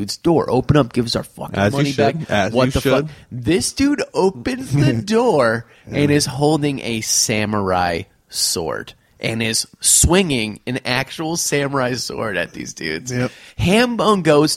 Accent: New Haven, Connecticut, United States; we grew up in New Haven, Connecticut

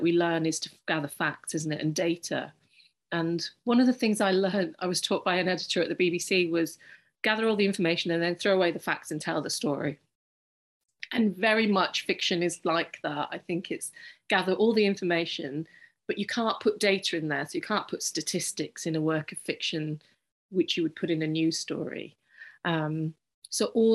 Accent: United Kingdom; I'm British Pakistani

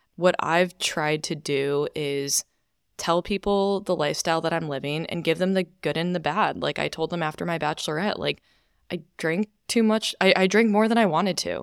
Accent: Chicago suburbs, Illinois, United States; also born or lived in New York; now in Austin, United States; I'm originally from Chicago suburbs

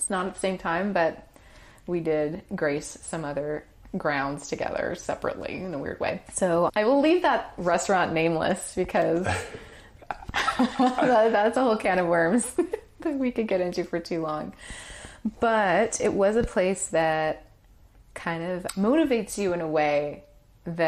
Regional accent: Hungary; moved away; my home country, Hungary

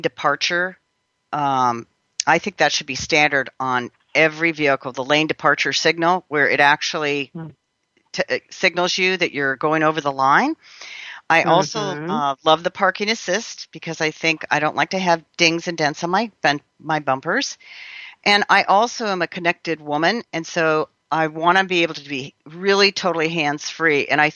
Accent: California, United States; I'm a Californian

